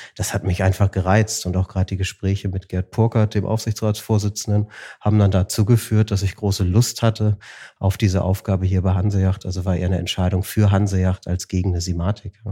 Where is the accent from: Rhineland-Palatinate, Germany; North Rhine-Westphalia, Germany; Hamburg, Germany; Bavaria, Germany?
Hamburg, Germany; Wir sind in Hamburg groß geworden.